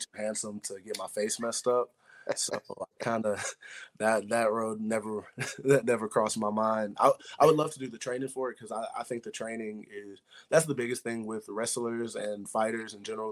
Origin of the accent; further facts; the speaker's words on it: Middle Tennessee, United States; moved away; back home for kids around Middle Tennessee